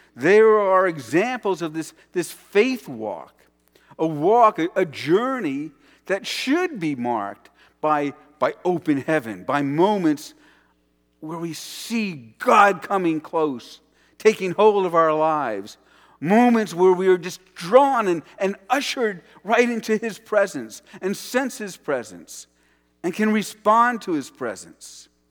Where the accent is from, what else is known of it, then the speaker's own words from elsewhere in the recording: New York City, New York, United States; my childhood and growing up around New York City